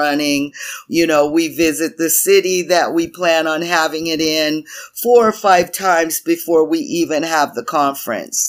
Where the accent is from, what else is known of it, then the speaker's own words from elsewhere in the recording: Tucson, Arizona, United States; We went in Tucson, where I'm from